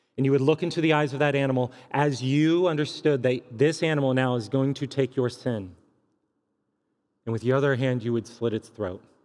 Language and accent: English; California, United States; moved away as an adult; now in Columbia, Missouri, United States; I was from California